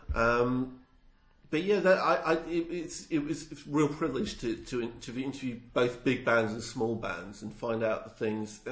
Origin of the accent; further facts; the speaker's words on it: near Watford, East of England, United Kingdom; accent: southern; moved away; I grew up near Watford.